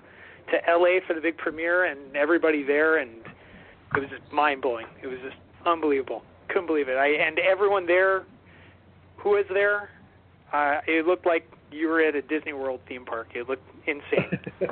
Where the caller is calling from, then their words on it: Ottawa, Ontario, Canada; calling in from Ottawa, Ontario, Canada.